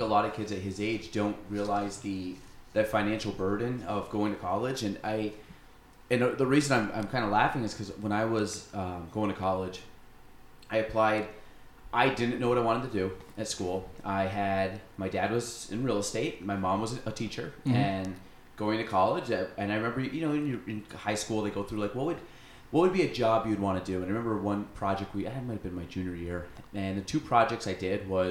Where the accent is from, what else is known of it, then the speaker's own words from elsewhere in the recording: Chazy, New York, United States; I grew up in Chazy. So, I mean, I was local in the area